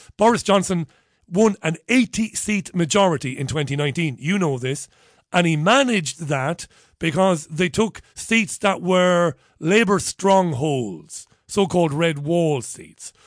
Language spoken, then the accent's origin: English; Ireland; We pronounce B H as a V in Ireland